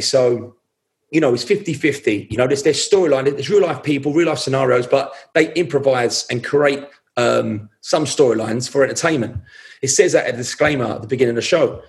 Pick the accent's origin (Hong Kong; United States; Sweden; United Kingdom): United Kingdom; London; also born or lived in Hackney; I was born in East London. I was born in Whitechapel.